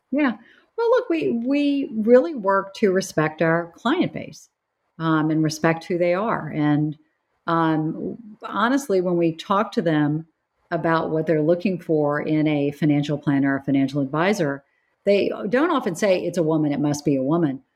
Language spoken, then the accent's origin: English; United States; moved away as an adult; also born or lived in North Carolina / South Carolina; growing up in South Carolina and North Carolina